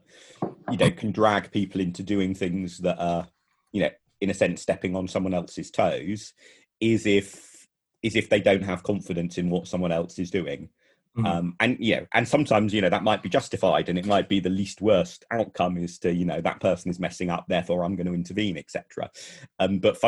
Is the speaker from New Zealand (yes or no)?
no; London, United Kingdom; we're all from London as well